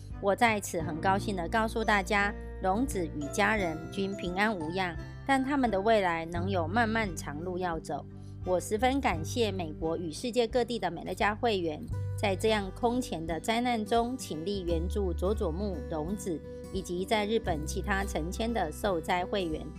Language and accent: Chinese; Miaoli, Miaoli County, Taiwan